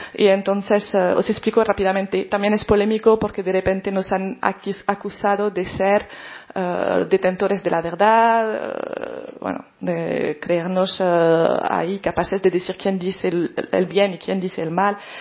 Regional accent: France; now in Spain; como periodista francesa

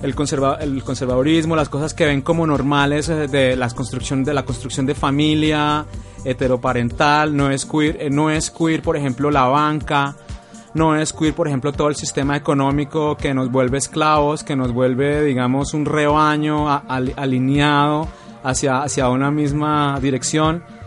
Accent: Bogotá, Colombia; vengo de Bogotá.

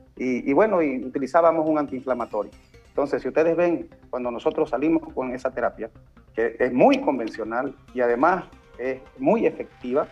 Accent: Beni, Bolivia; Nosotros hemos traído a nuestro departamento

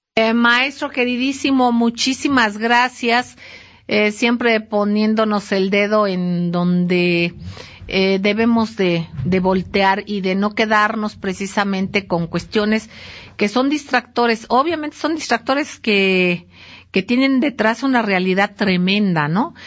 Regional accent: Mexico; como mexicanos

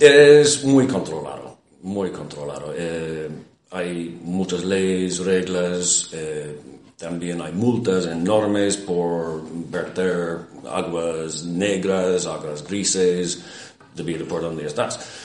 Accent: Ireland; Spanish is a second language; en mi país, en Irlanda

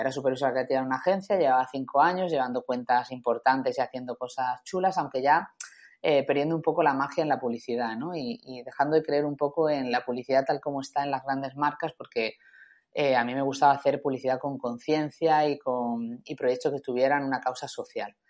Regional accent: Málaga, Andalusia, Spain; moved away as an adult; also born or lived in Madrid; un 5 de agosto de 1981, nací en Málaga

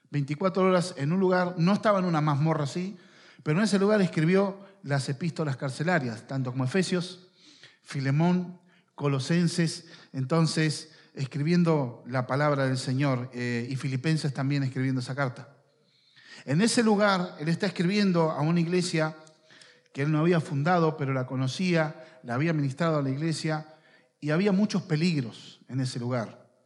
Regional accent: Argentina; cada uno que nació en este territorio podemos decir soy argentino. Estamos sujetos a las leyes, a las autoridades de esta nación, y eso nos distingue por cualquier otro lugar del mundo. Nosotros, nuestro lugar es acá.

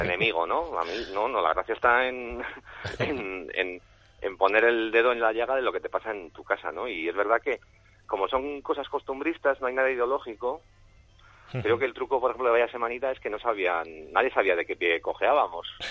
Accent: San Sebastián, Basque Country, Spain; Como tamborreto que salí en la tamborra de San Sebastián infantil durante siete años

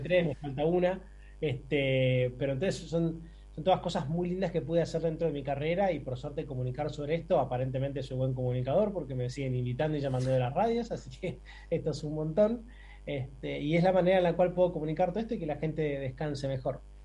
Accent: Buenos Aires, Argentina; nací y criado en Buenos Aires

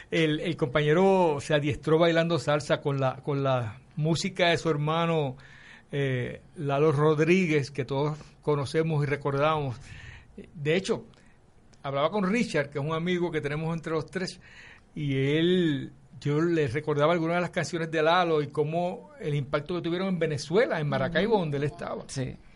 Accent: Carolina, Puerto Rico; Eh, yo soy de Carolina, sí. De Carolina. De Country Club.

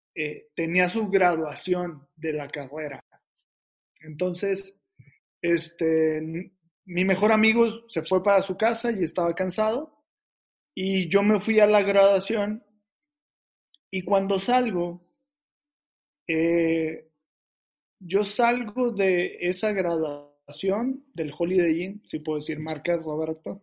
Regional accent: Reynosa, Tamaulipas, Mexico; la ciudad de donde soy, que soy pues, de Reynosa, Tamaulipas, a mucho orgullo

